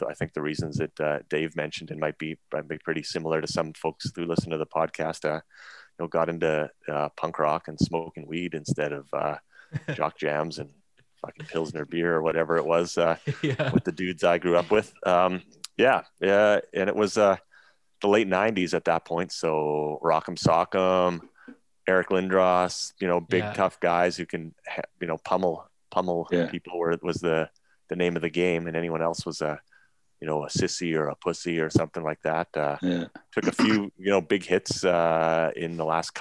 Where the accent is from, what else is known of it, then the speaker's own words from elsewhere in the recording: Dawson Creek, British Columbia, Canada; also born or lived in Victoria, British Columbia; I was born in Victoria, BC, and our family moved up to Dawson Creek, which is in northern British Columbia, when I was 7.